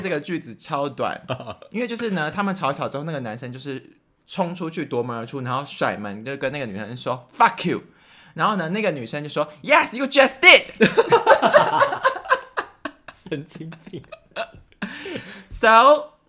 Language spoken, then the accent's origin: Chinese; Taiwan; 我本身是一个台湾人